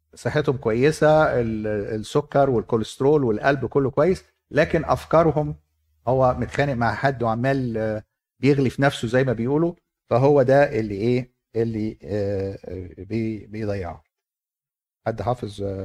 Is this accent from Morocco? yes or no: no; Egypt; عندنا في مصر